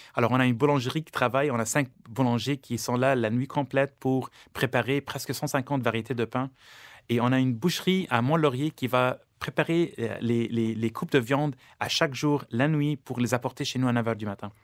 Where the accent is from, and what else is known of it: Lebanon; born or raised there; now in Canada